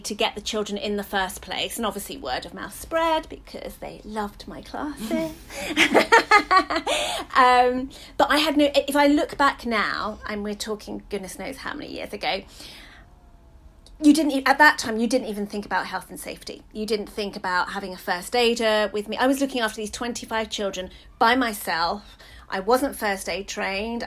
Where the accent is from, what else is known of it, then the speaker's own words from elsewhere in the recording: London, United Kingdom; I grew up in Hackney